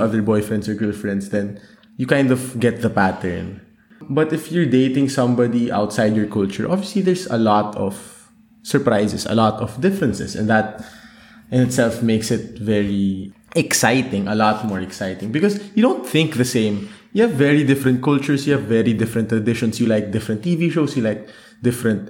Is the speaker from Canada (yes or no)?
no; Manila, Metro Manila, Philippines; moved away as an adult; now in Germany; I grew up in Manila